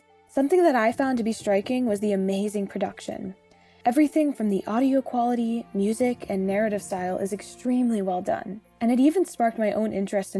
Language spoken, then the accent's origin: English; Maryland, United States; I'm from Maryland.